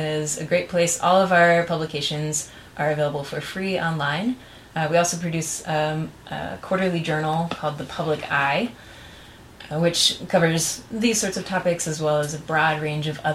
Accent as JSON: {"language": "English", "country": "United States"}